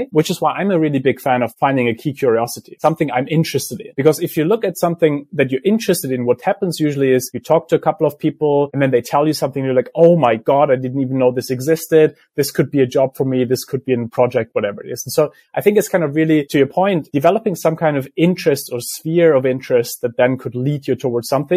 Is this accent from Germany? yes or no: yes; Germany; I grew up in Germany